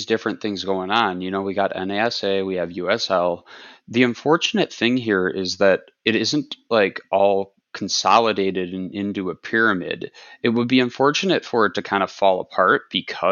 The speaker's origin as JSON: {"language": "English", "town": "Minneapolis", "region": "Minnesota", "country": "United States", "tie": "born or raised there", "said": "I was born in Minneapolis"}